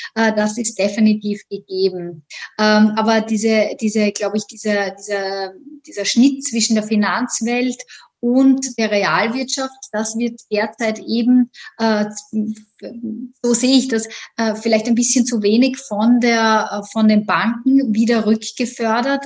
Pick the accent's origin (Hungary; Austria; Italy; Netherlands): Austria; moved away as an adult; also born or lived in Vienna; now in New York, United States; Ich komme ursprünglich aus Österreich